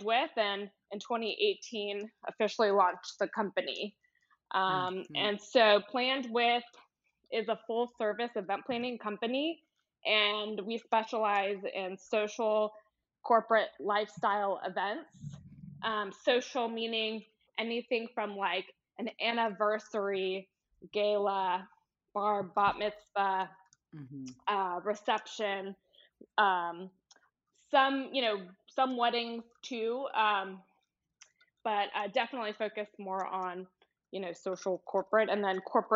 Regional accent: Houston, Texas, United States; also born or lived in Georgia; I'm originally from Houston, and I went away for college

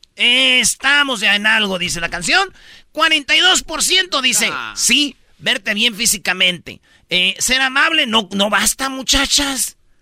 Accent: Michoacán, Mexico; en Michoacán somos buenos todos

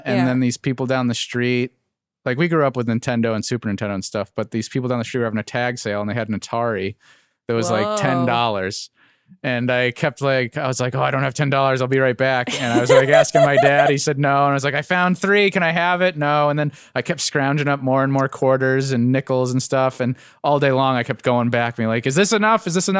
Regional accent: Alexandria, Virginia, United States; I was born in Alexandria, really? Virginia.

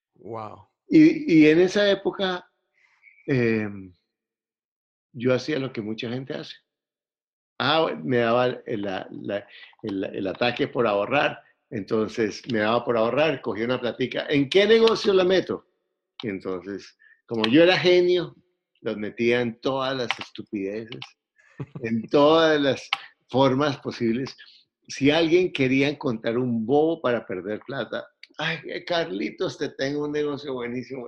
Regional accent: Bogotá, Bogotá Capital District, Colombia; Soy colombiano, eh, soy bogotano

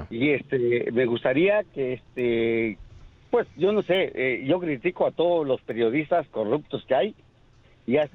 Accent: Mexico

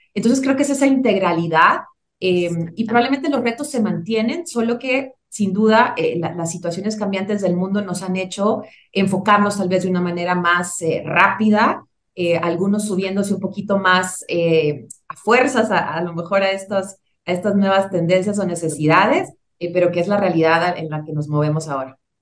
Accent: Tegucigalpa, Francisco Morazán, Honduras; moved away as an adult; now in Mexico City, Mexico; yo soy originaria de Tegucigalpa, Honduras, ya tengo 12 eh, años y contando radicada en la Ciudad de México

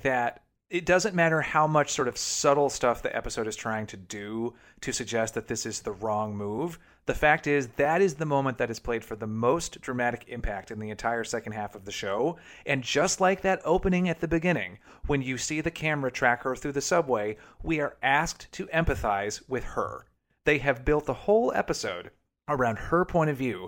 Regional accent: the South, United States; now in New York, United States; I grew up in the South

